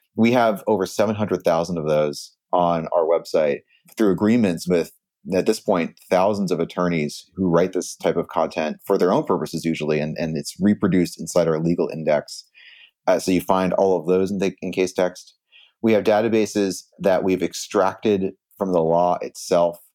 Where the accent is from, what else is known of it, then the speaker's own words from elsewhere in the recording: Silicon Valley, California, United States; I grew up in Silicon Valley, and I, my dad actually started a internet startup in our garage in ninety-two